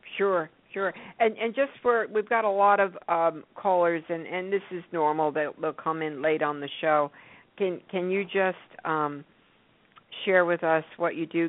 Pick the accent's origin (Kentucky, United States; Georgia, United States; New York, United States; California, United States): New York, United States; moved away; I grew up in New York